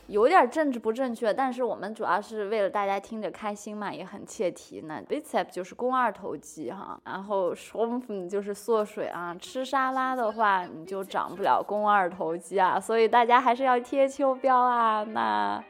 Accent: China; 我们中国人就什么都吃啊

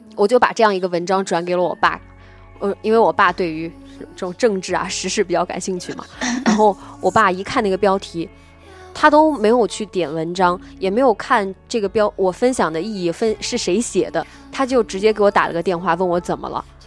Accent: Nanjing, Jiangsu, China; accent: Nanjing dialect; 我们南京人在学校上学的时候一直都说南京话

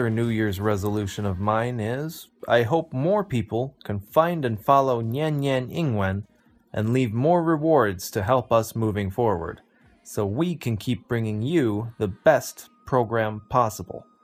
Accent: United States; now in New Zealand; I'm from the States, but I'm currently living in New Zealand.

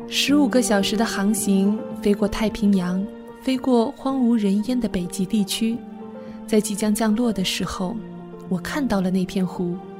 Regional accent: Hangzhou, Zhejiang, China; moved away as an adult; also born or lived in Guangdong; now in Toronto, Canada; 我在西湖边长大

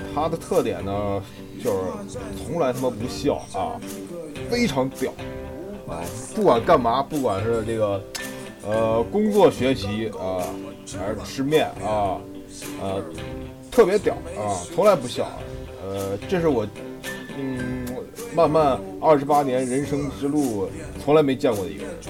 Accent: Hanzhong, Shaanxi, China; also born or lived in Northeast China (ancestral home); 我呢，其实出生在汉中

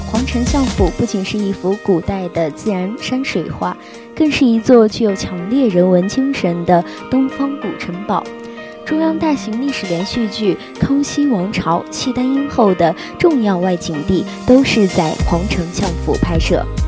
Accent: Jincheng, Shanxi, China; 当我向别人介绍我来自山西靖城时，就有人戏称我是煤老板的女儿

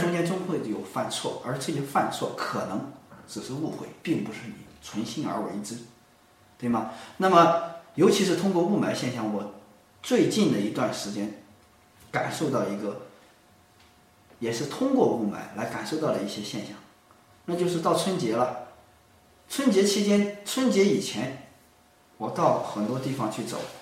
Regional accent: China; 我们中国人

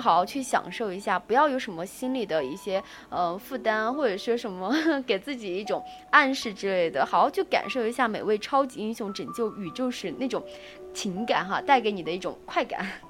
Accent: China; 因为我是中国人嘛，所以说那种中国的思维还在的

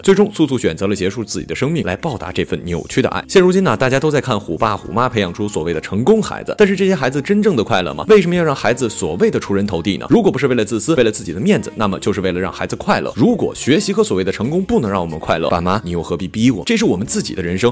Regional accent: Northeast China, China; 作为一个东北人

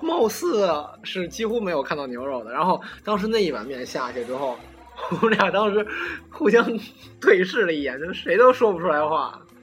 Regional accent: Beijing, China; 我们是北京的孩子嘛

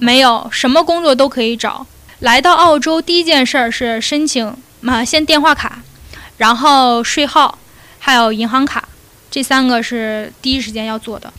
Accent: Liaoning, China; moved away as an adult; also born or lived in Beijing; now in Australia; 我家是辽宁的嘛。然后我是自己到的北京

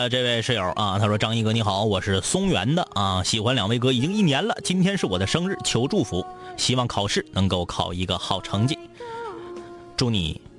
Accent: Changtu, Liaoning, China; 我是昌图的。

